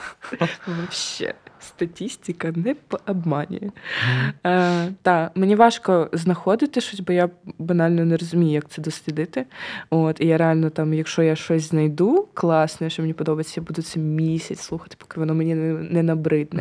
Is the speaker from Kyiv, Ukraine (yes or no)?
yes; Kyiv, Ukraine; я ж на Троєщині народилася, виросла на Троєщині